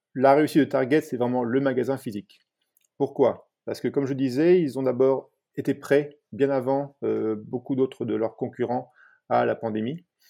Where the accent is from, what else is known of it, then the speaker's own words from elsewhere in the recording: France; moved away as an adult; now in United States; en tant que Français